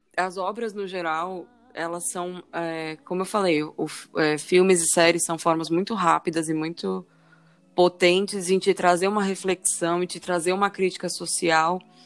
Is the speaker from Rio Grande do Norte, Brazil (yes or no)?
yes; Natal, Rio Grande do Norte, Brazil; also born or lived in São Paulo; eu sou nascida em São Paulo, cresci grande parte da minha vida em Natal